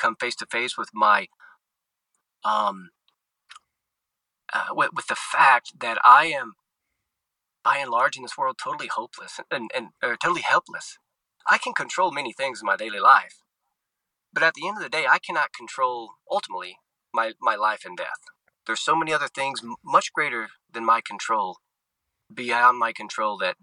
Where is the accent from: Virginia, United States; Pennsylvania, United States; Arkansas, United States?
Arkansas, United States; Arkansas Delta, United States; also born or lived in Southern Louisiana / Rome, Italy / Little Rock, Arkansas; I was born and raised in the Arkansas Delta, right in the heartland of the United States, in the Mississippi River Delta there